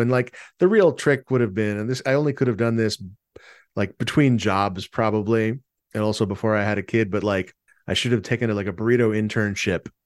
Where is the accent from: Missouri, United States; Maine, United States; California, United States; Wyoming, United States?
California, United States; San Diego; moved away; I'm from San Diego, where burritos are very different than they are here